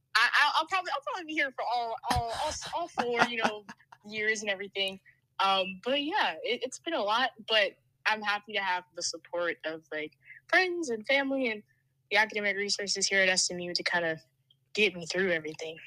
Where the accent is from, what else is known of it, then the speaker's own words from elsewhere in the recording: Aldan, Pennsylvania, United States; moved away as an adult; now in Dallas, United States; I'm a sophomore from Alden, Pennsylvania